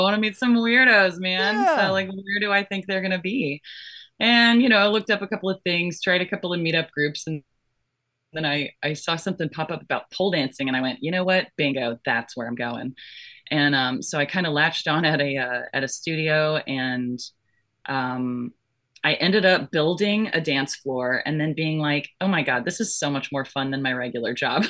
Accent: Florida, United States; also born or lived in Georgia; I was born in Florida and I grew up in Florida and Georgia

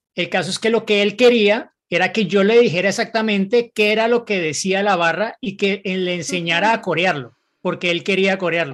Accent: Mexico City, Mexico; now in Germany; soy de la Ciudad de México pero actualmente vivo en Alemania

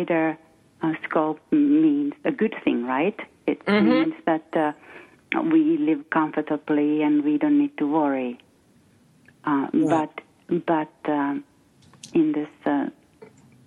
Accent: Finland; first language Finnish; English is a second language; moved away as an adult; now in West Coast, United States; I'm from Finland. I'm Finnish. And I came to this country 26 years ago

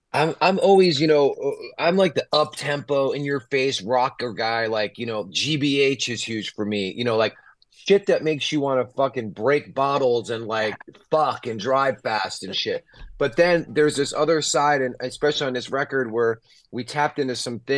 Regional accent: New York, United States; I grew up in New York.

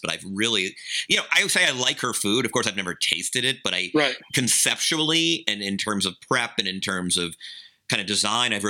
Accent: Georgia, United States; I'm from Georgia.

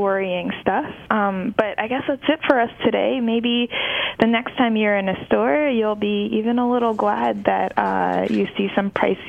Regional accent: Japan; So, Carl, I grew up in Japan, which has been mired in chronic deflation for the better part of the last two decades.

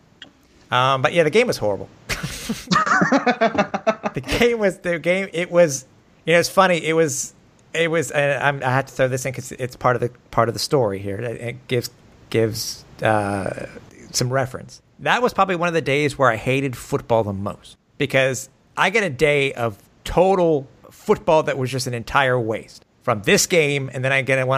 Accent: Canada; I'm proud Canadian.

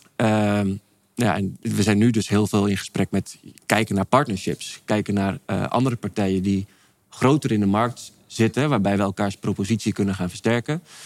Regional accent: Amsterdam, North Holland, Netherlands; moved away as an adult; also born or lived in Maastricht / France / Venlo; now in Castricum, Netherlands; geboren getogen

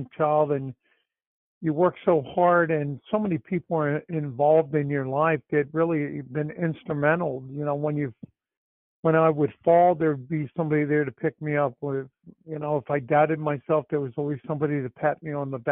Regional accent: Florida, United States; I grew up in Florida

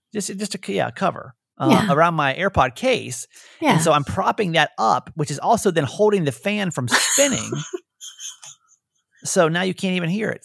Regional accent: Georgia, United States; I'm from Georgia. Georgia

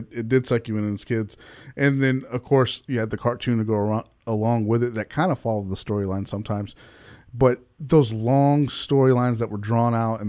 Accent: Dallas, Texas, United States; I grew up here in Dallas

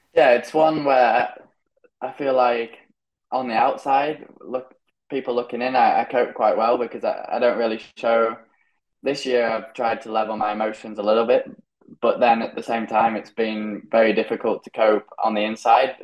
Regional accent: United Kingdom; now in Spain; I'm British. I haven't had the same upbringing as the rest of them

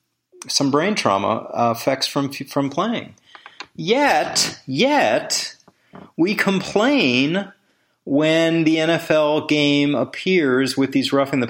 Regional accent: Washington, District of Columbia, United States; moved away as an adult; also born or lived in Green Bay, Wisconsin; It was my hometown team. I grew up a diehard Redskin fan. Different stadium going to RFK Stadium downtown Washington with my dad.

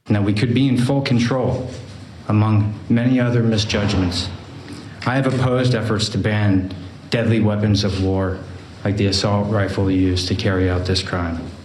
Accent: Lewiston, Maine, United States; my hometown of Lewiston, Maine

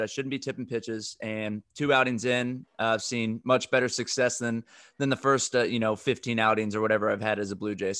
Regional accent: Texas, United States; I grew up in Texas, we had the Dallas Stars

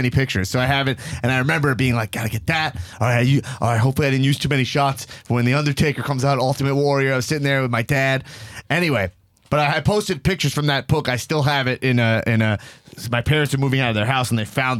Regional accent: Nassau County, Long Island, New York, United States; born or raised there

